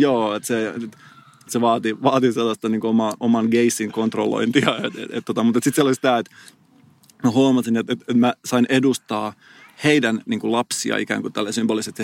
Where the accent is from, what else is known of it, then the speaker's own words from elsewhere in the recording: Salo, Southwest Finland, Finland; moved away; mä oon käynyt just Salossa, mistä mä oon kotosin